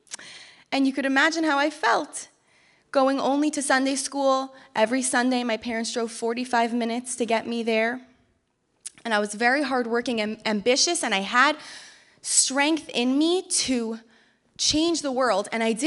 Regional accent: Canton, Georgia, United States; So I grew up in Canton, Georgia, which is a small rural town in Georgia, about an hour north of here

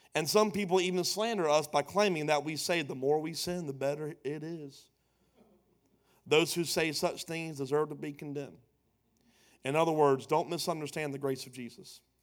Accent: Pooler, Georgia, United States; also born or lived in Savannah, Georgia / Charleston, South Carolina; pastoring a church in my hometown

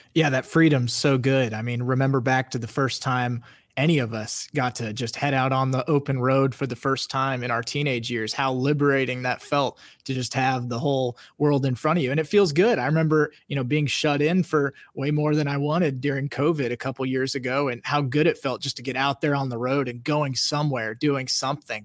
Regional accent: Kansas, United States; I'm from Kansas

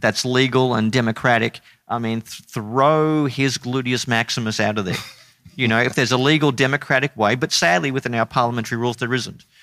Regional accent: Brisbane, Queensland, Australia; I grew up in Brisbane in a, uh, non-Christian home

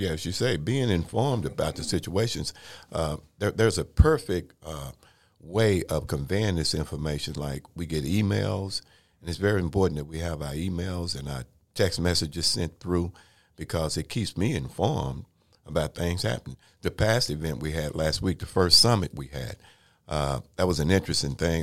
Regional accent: Waco, Texas, United States; when I was growing up in Waco, Texas, born in nineteen fifty-two

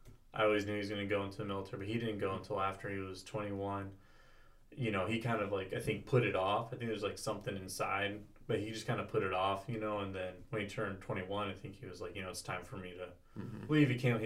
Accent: California, United States; born or raised there

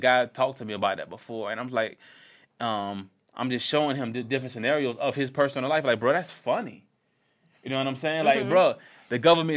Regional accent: Florida, United States; I'm from Florida

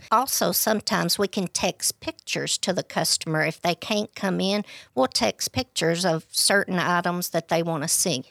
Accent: DeKalb County, Tennessee, United States; I was born and raised in DeKalb County

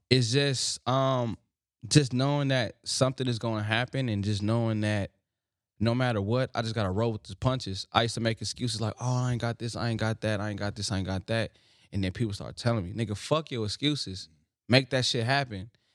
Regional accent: Los Angeles, California, United States; put my city in my name

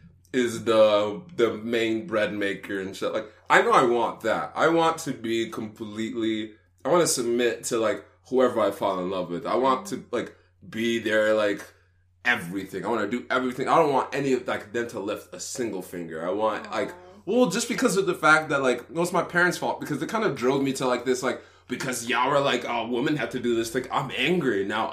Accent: Texas, United States; She grew up in California. We grew up in Texas.

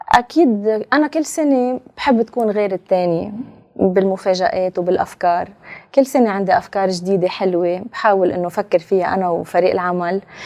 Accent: Lebanon; نحن كلبنانيه اكيد عشنا شيء مش حلو ابدا يعني ببلدنا

